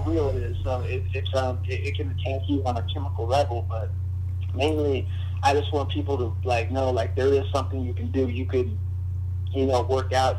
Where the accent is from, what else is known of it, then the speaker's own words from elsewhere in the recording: United States; I live in this place called San Morgan, and uh, I, I don't even, I, I want to move out, you know, because I, I've grown up here for the majority of my life